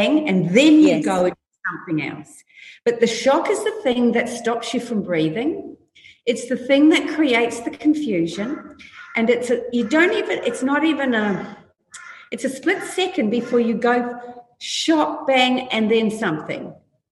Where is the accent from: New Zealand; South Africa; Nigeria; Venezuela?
New Zealand; New Plymouth, Taranaki; I grew up in New Zealand in a little country town called Plymouth